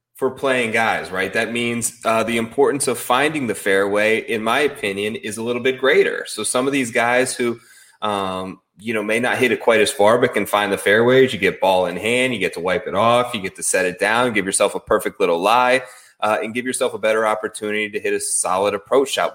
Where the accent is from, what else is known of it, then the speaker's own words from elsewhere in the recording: Midwest, United States; I grew up sort of in the Midwest